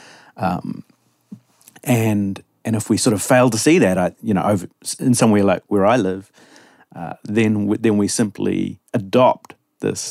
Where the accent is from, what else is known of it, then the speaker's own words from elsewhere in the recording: New Zealand; I grew up in New Zealand, a long way from the US, other side of the world